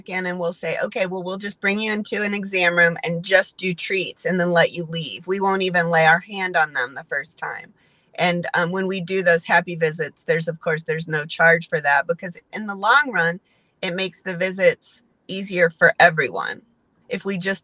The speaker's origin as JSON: {"language": "English", "town": "St. Charles", "region": "Missouri", "country": "United States", "tie": "born or raised there", "said": "I grew up in St. Charles, so I've been around in this area since my whole life."}